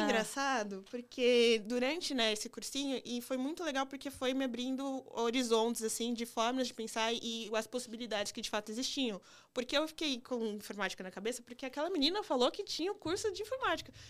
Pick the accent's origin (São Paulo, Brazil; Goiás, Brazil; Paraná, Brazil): São Paulo, Brazil; Campinas; also born or lived in Limeira / Minas Gerais; now in São Paulo, Brazil; Eu nasci em Campinas, eu cresci em Campinas, aí eu fiz ensino médio em Limeira